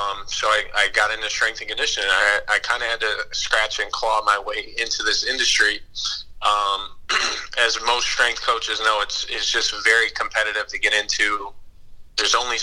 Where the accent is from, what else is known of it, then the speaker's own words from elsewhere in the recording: Springfield, Massachusetts, United States; moved away as an adult; also born or lived in San Francisco / Los Angeles; my hometown in Springfield, Massachusetts